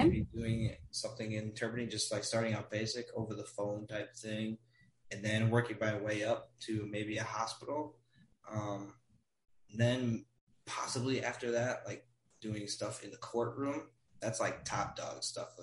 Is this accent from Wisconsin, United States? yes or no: yes; Wisconsin, United States; I am from Wisconsin, United States where it is very cold